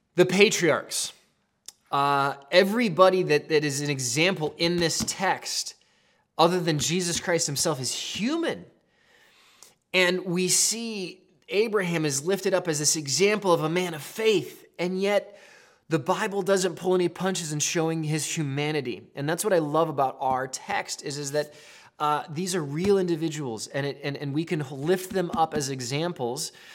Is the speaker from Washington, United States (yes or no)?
yes; Seattle, Washington, United States; moved away as an adult; also born or lived in Colorado; I'm from Seattle